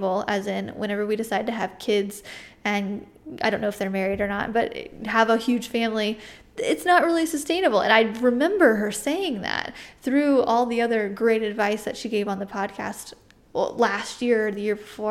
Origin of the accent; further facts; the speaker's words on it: United States; I'm an artist from the United States